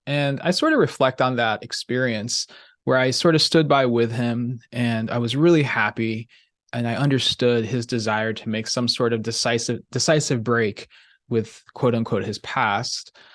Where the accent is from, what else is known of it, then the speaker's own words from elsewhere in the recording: Kansas City, Missouri, United States; I grew up in the Midwest in Kansas City